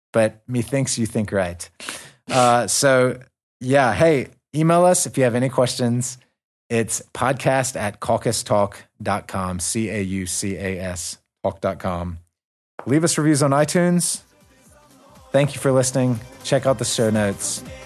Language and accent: English; American South, United States; accent: southern; my southern accent